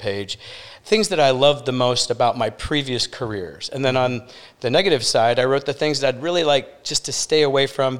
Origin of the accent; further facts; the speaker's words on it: Detroit, Michigan, United States; moved away as an adult; also born or lived in Chicago / New York; now in Sarasota, United States; Originally from Detroit, okay. And grew up there